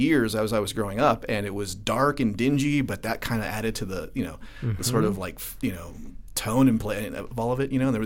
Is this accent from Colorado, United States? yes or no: yes; Denver, Colorado, United States; growing up in the North Side.